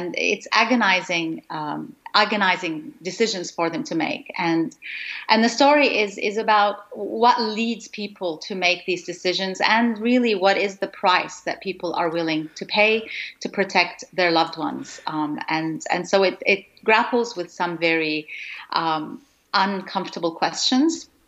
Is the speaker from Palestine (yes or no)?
yes; Gaza, Gaza Strip, Palestine; moved away; I was born in Gaza in Palestine